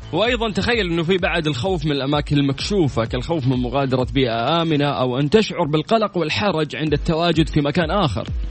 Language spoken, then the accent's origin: Arabic; Saudi Arabia; عندنا في المملكة العربية السعودية